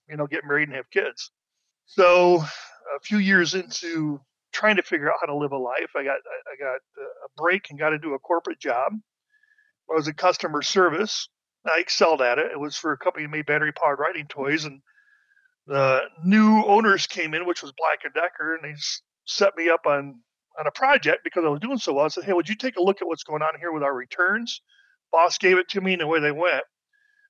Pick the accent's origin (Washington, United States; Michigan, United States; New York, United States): Michigan, United States; Battle Creek; I was born and raised in Battle Creek, Michigan. Kicked around there for until I was 18